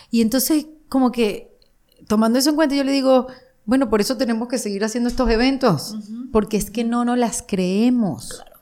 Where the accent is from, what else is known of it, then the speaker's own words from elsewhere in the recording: Panama; Y como los panameños somos así como los venezolanos, somos así como los latinos, digamos, por decirlo de una manera, muy habladores.